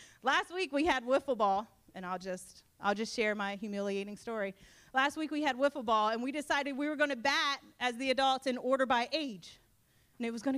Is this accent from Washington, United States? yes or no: no; Sussex County, Delaware, United States; I am a true Sussex County bumpkin. I grew up in Sussex County. I was born and raised between the beach and the farm